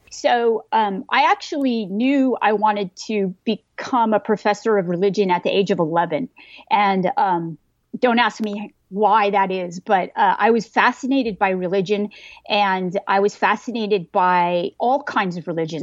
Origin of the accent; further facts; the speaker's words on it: California, United States; moved away; I lived in California, I grew up in California